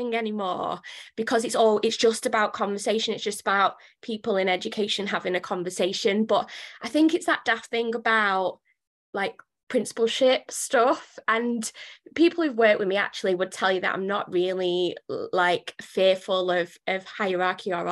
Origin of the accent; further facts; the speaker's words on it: Wigan, North West England, United Kingdom; now in Cheshire, United Kingdom; I mentioned I was in Cheshire, but I'm actually originally from Wigan